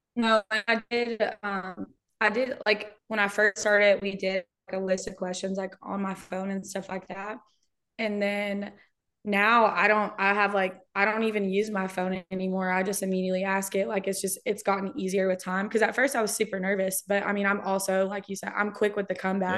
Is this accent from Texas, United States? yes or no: yes; Brownsboro, Texas, United States; moved away; my hometown is. It's Brownsboro. It's a suburb of Tyler